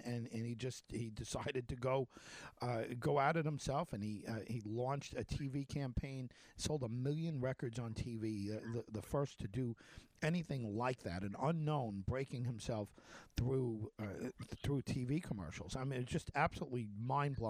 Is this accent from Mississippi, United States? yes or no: no; North Babylon, New York, United States; I grew up on Kenneth Lane